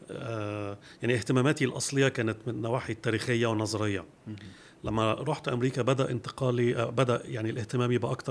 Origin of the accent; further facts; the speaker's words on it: Switzerland; also born or lived in Germany; now in Egypt; خلفيتي انا نشات في سويسرا والمانيا والدي كان آه، آه، مهندس معماري درس عماره في مصر في جامعه عين شمس وبعد كده جات له بعثه يدرس آه، في سويسرا في الستينات